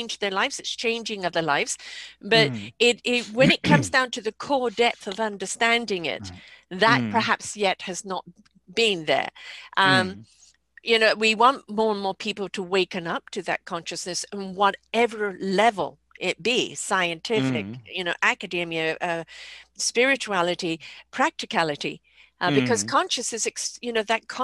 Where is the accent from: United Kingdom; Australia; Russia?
United Kingdom; England; now in Canada; I'm in Canada now, but I'm from England